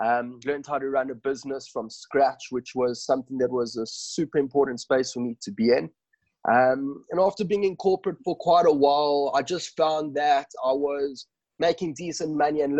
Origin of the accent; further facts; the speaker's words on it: South Africa; also born or lived in Johannesburg; I am born and bred in South Africa. I grew up in Victoria and I'm now living in Johannesburg.